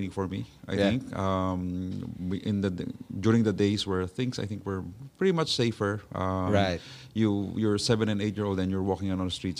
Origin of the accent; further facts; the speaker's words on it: Manila, Metro Manila, Philippines; I grew up in Binondo.